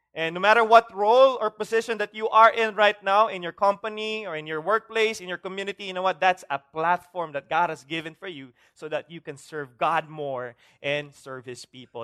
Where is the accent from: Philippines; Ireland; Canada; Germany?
Philippines; Bacolod, Negros Island Region; I'm from Bacolod